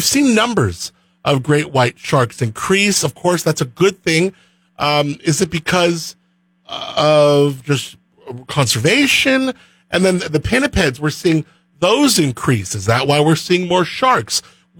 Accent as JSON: {"language": "English", "region": "Southern California", "country": "United States", "tie": "born or raised there", "also_born_or_lived": "Central Coast, California", "said": "growing up in Southern California, we go to Malibu, Zuma"}